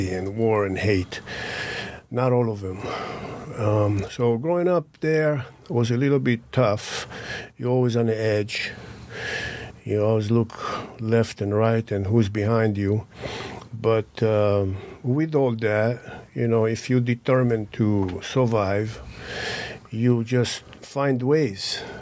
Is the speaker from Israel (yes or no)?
yes; Israel; moved away as an adult; now in United States; So I was born in Israel and grew up in Israel until I emigrated to the United States in 1985.